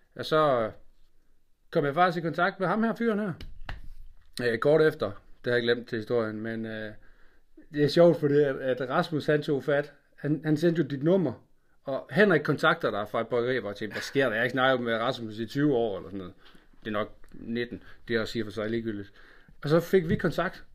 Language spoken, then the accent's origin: Danish; Funen, Southern Denmark, Denmark; fra Fyn, hvor jeg er fra